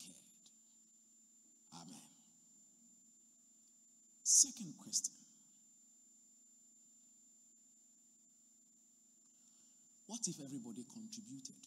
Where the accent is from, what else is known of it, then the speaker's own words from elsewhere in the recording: Accra, Greater Accra, Ghana; moved away; I come from Accra.